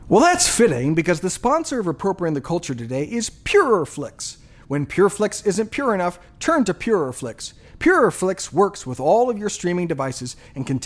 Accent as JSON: {"language": "English", "country": "Japan", "tie": "born or raised there", "said": "You know, I grew up in Japan."}